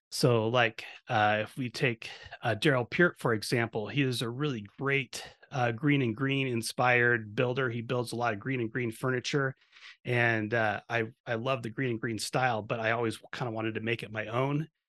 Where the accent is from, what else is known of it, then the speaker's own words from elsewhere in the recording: Eugene, Oregon, United States; when I was a kid, I grew up in Eugene, Oregon